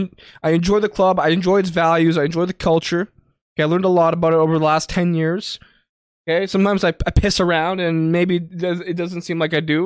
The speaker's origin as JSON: {"language": "English", "country": "Canada", "said": "we are all Canadian. We're all from the same city."}